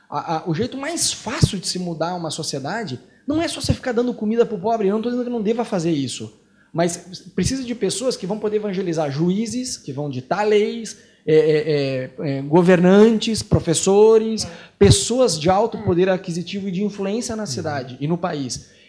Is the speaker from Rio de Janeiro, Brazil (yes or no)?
no; Curitiba, Paraná, Brazil; Eu sou curitibano, nasci lá, morei 30 anos em Curitiba.